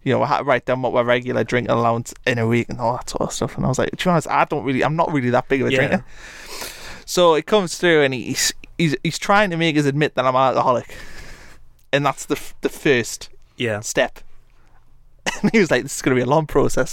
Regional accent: Blyth, North East England, United Kingdom; also born or lived in Atlanta, Georgia; I'm from Blyth, Northumberland

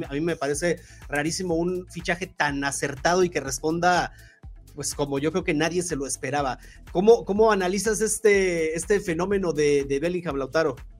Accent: Mexico

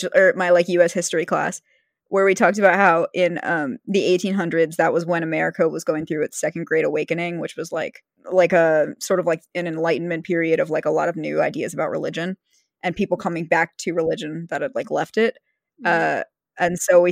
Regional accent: East Coast, United States; now in Arizona, United States; Every place I grew up on the East Coast

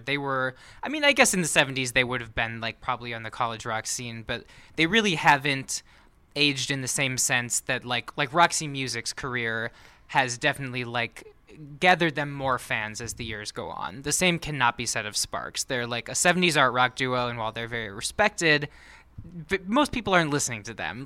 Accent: Minnesota, United States; I'm from Minnesota

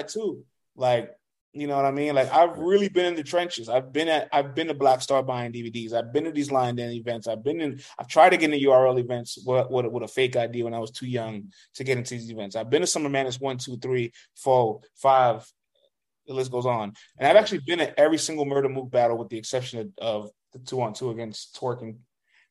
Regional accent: New York, United States; we're all minorities still growing up in New York

